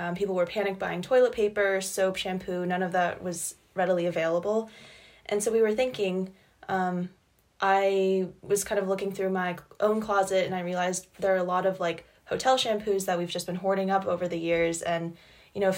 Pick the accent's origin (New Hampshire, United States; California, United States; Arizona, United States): New Hampshire, United States; Hanover; I'm from Hanover, New Hampshire